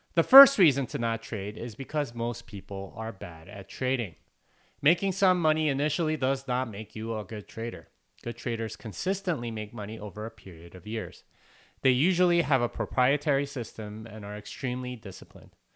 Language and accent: English; South Korea; I'm Korean